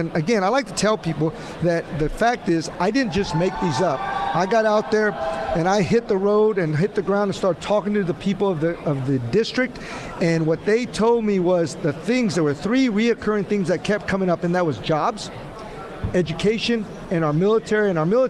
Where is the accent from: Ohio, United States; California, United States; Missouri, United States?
California, United States; National City; I grew up in National City, California. So when I retired, and I just retired, and I'm a combat veteran